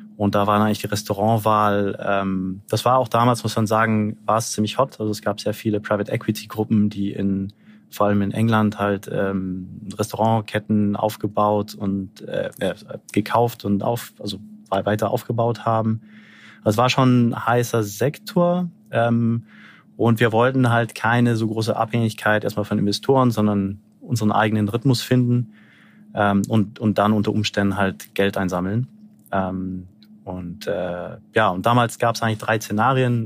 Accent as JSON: {"language": "German", "country": "Brazil", "tie": "born or raised there", "moved": "yes", "lives_now": "Berlin, Germany", "said": "Ich selber, ich bin in, in Brasilien groß geworden"}